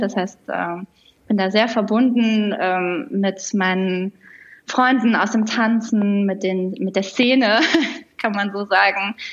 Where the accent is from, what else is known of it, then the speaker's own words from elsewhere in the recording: near Düsseldorf, North Rhine-Westphalia, Germany; moved away as an adult; also born or lived in Lisbon; now in Berlin, Germany; Ich komme ursprünglich aus der Nähe von Düsseldorf, aus NRW, ähm, und war da auch ziemlich lange. Also meine ersten über 30 Lebensjahre habe ich da verbracht